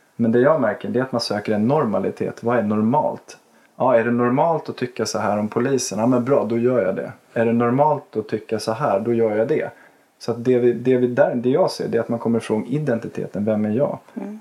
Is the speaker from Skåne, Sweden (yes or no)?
no; Botkyrka, Stockholm County, Sweden; Jag är uppväxt i Botkyrka, jag är uppväxt på Lagfartsvägen